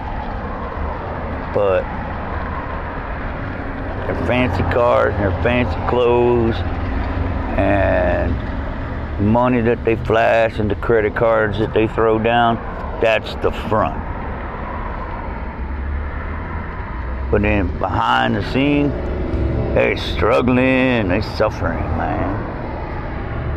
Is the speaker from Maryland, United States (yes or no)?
yes; Annapolis, Maryland, United States; Annapolis, Maryland, my hometown where I grew up.